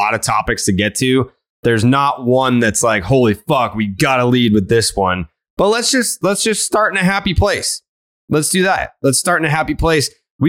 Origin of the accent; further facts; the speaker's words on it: Saugus, Massachusetts, United States; We grew up in Saugus.